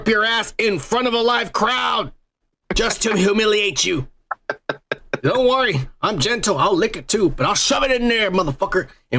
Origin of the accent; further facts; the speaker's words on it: the South, United States; That's really dirty. I'm from the South.